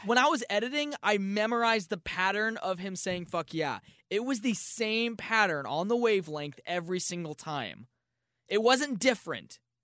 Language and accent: English; St. Louis, Missouri, United States; I was born in Saint Louis